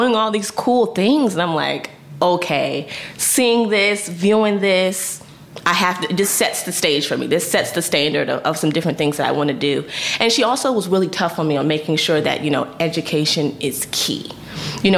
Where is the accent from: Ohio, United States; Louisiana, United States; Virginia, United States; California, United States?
Virginia, United States; Northern; I grew up in Northern Virginia, which is in the DMV area close to Washington, D.C.